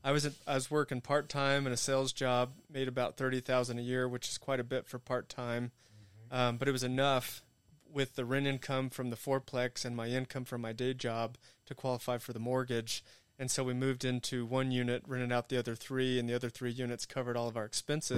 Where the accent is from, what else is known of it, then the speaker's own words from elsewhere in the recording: Amarillo, Texas, United States; moved away as an adult; I grew up in Amarillo